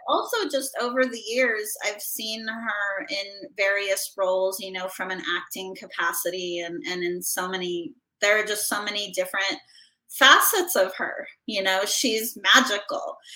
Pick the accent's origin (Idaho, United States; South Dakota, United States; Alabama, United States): Idaho, United States; moved away; I grew up in Idaho